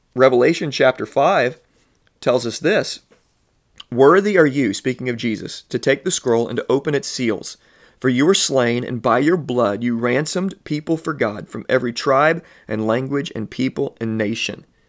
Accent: Southern Illinois, United States; I'm born and raised in Southern Illinois

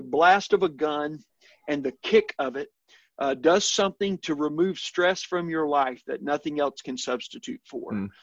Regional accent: El Dorado, Arkansas, United States; moved away; I grew up in South Arkansas, a small town, El Dorado, just north of the Louisiana border

